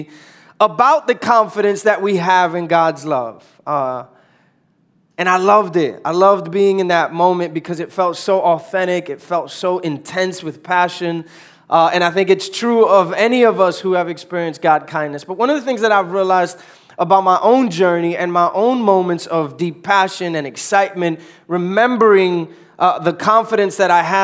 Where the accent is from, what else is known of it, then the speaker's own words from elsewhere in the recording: New York City, New York, United States; moved away; born and raised in New York, uptown New York.